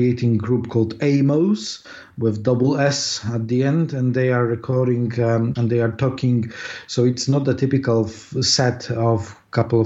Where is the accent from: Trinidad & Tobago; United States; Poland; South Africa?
Poland; accent: Polish; English is a second language; moved away as an adult; now in London, United Kingdom; I was born in Poland, as you can hear my accent probably.